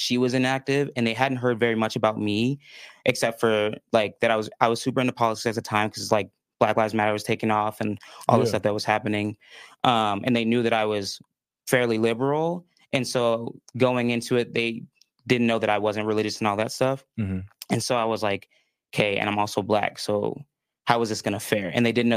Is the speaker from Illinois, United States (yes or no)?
yes; northwest suburbs of Chicago, Illinois, United States; moved away as an adult; also born or lived in Minnesota; now in Utah, United States; I was raised in the northwest suburbs of Chicago, so about an hour out.